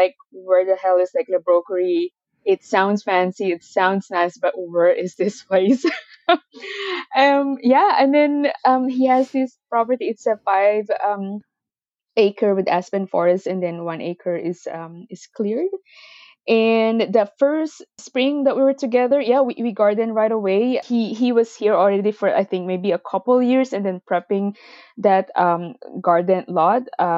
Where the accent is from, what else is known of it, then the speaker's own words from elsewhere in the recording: Philippines; moved away as an adult; now in Canada; I moved here from the Philippines, and I actually have a degree in nutrition and dietetics, and that was the goal in moving to Canada.